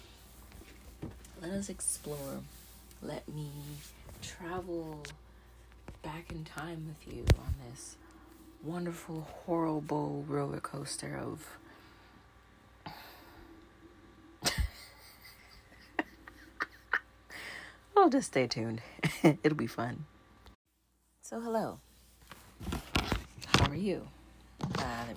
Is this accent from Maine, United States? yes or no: yes; Skowhegan, Maine, United States; I was born in Maine. Skowhegan, Maine.